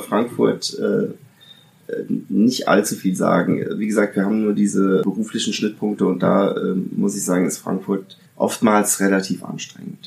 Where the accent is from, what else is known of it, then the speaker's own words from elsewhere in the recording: Italy; now in Germany; ich bin äh, zwar in Italien geboren, bin aber dann 1985, nee, 1984 bin ich, äh, bin ich nach Deutschland